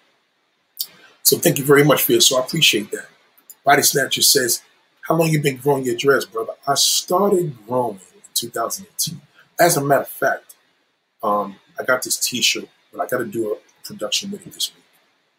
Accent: New York City, New York, United States; I grew up in Brooklyn Women's Hospital. I was born in Brooklyn Women's Hospital.

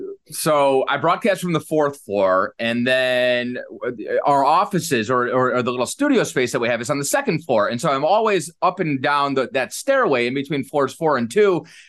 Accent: Cleveland, Ohio, United States; moved away; It was one of my favorite things about growing up in Cleveland was they always have Croatian night and things like that because there's a lot of Eastern Europeans.

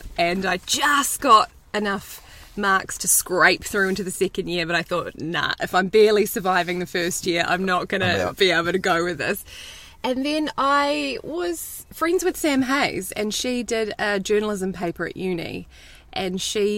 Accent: New Zealand; I'm Kiwi.

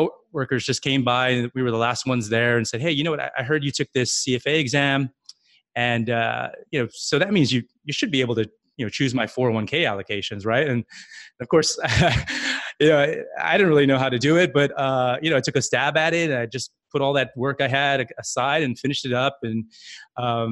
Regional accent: Guam; moved away as an adult; also born or lived in California; now in New York City, United States; I was born and raised in Guam

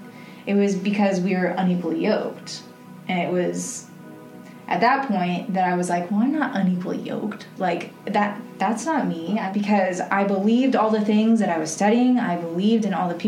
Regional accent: Keller, Texas, United States; I grew up in Keller. I'm a Keller graduate. I went to Keller High School, and then I graduated. So I'm from around here

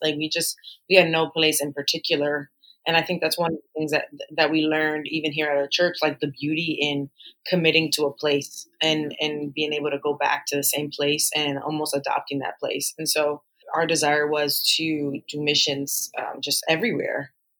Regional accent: Allentown, Pennsylvania, United States; moved away as an adult; also born or lived in Newark, New Jersey; now in New York City, United States; I always say I'm from the Northeast. I was born in Newark, New Jersey. Was raised for a good portion of my life in Allentown.

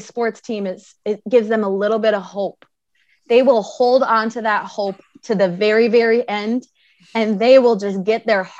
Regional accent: Wisconsin, United States; moved away as an adult; now in Minneapolis, United States; I grew up essentially right on the border of Wisconsin and Minnesota. I grew up on the Wisconsin side.

